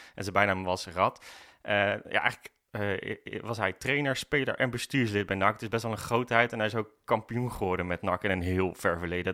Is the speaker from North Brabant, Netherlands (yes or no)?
yes; Breda, North Brabant, Netherlands; Ik ben geboren in Breda